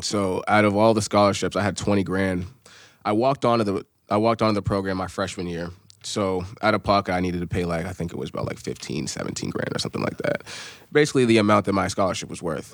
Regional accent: Amherst, New Hampshire, United States; growing up, I'm from Amherst, New Hampshire

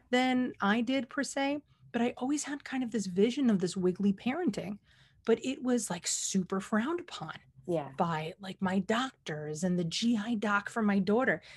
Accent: New York City, New York, United States; as a New Yorker

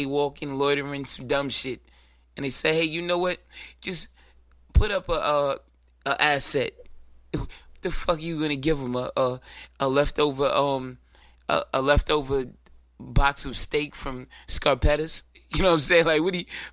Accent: New York City, New York, United States; I'm from Brooklyn

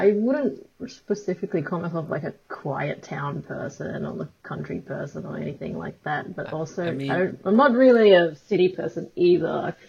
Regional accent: Sydney, New South Wales, Australia; I'm also based in Sydney, but I grew up in Western Sydney

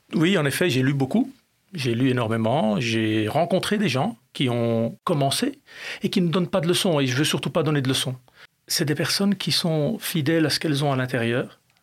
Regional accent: Belgium; j'ai grandi en Belgique.

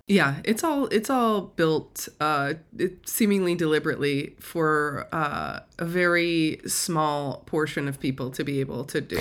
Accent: an hour outside Chicago, Indiana, United States; I grew up an hour outside of Chicago, but in, inside of Indiana

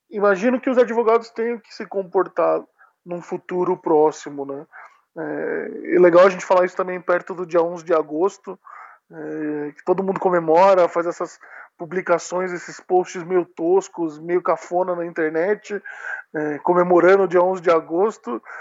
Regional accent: Sorocaba, São Paulo, Brazil; moved away as an adult; now in São Paulo, Brazil; eu sou do interior de São Paulo

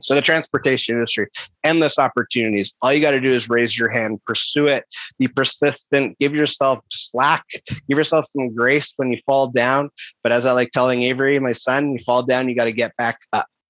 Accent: Kelowna, British Columbia, Canada; in a city, which is my hometown, Kelowna, British Columbia

